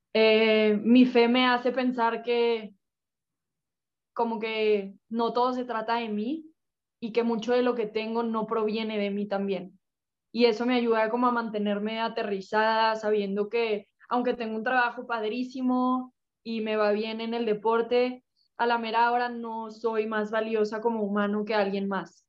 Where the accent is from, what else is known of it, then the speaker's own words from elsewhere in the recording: Mexico; somos cinco mexicanas Así que también estoy contenta de poder representar a México